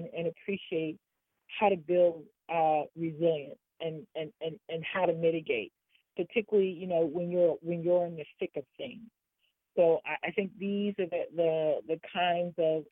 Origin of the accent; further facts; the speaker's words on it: New York City, New York, United States; I'm from New York. I'm from Harlem. I've lived in urban America all my life